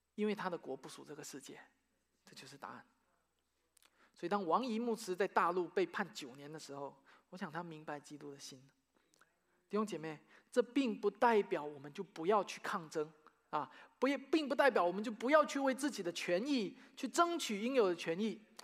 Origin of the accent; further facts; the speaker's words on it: China; now in United States; 大陆的，我的家乡的教会